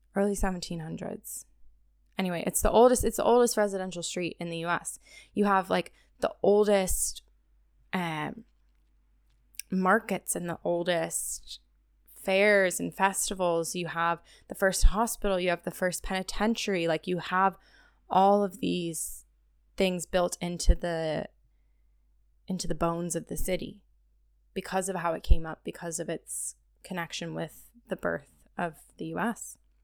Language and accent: English; United States; coming in as an American